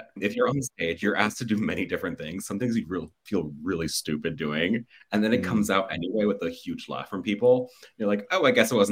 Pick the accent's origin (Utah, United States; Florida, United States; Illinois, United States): Florida, United States; Miami; moved away as an adult; also born or lived in Los Angeles; I'm from Miami, born and raised.